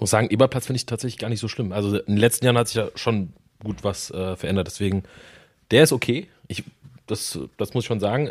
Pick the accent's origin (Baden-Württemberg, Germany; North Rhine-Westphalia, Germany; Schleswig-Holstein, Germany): North Rhine-Westphalia, Germany; Cologne; ich bin in Köln geboren und äh, auch aufgewachsen